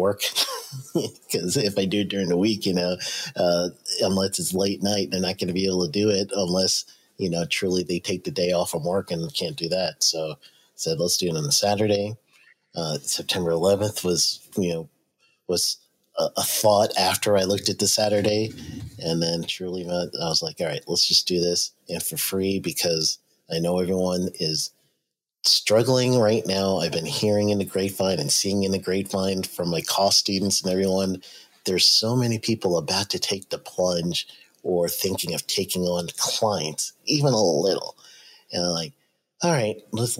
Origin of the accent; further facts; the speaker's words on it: New York, United States; moved away; I grew up in New York